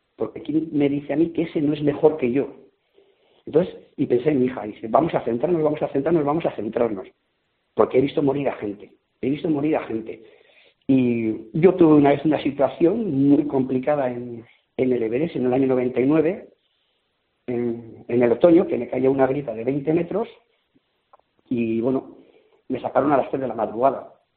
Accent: Basque Country, Spain; en el País Vasco la montaña es una religión. Y a mis padres pues les gustaba la montaña me llevaron al Gorbea

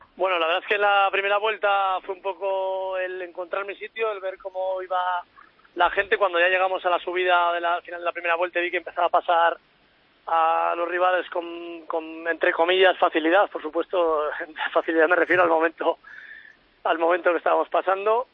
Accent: La Rioja, Spain; en mi tierra, en La Rioja

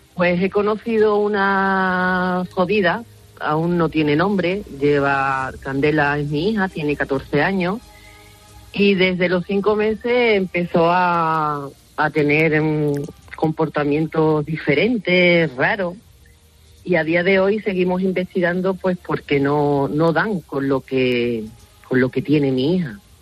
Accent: Museros, Valencian Community, Spain; en mi pueblo que es Museros en Valencia

